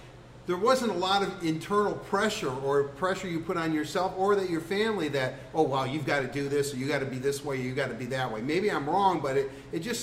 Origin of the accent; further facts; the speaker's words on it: Detroit, Michigan, United States; growing up in Detroit